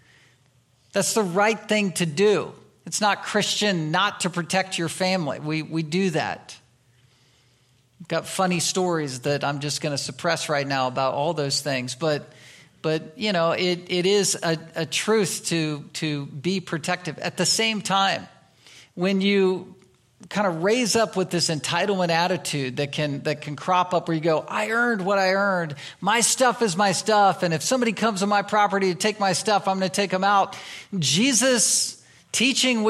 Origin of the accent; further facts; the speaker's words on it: United States; we are American citizens, we're part of this country